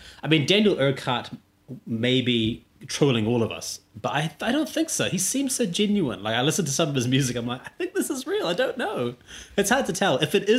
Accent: New Zealand; I'm a New Zealander.

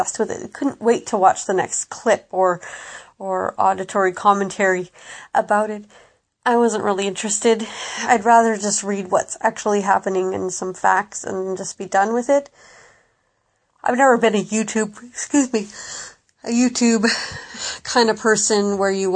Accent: Canada; as a Canadian

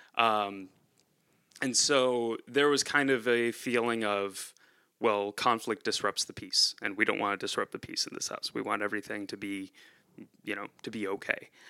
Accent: near Rochester, upstate New York, United States; moved away as an adult; also born or lived in central Pennsylvania; now in Pennsylvania, United States; I'm originally from upstate New York near, uh, Rochester

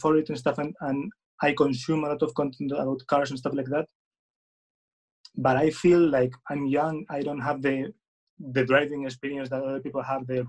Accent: Spain; English is a second language; I'm from Spain, so sorry for my English.

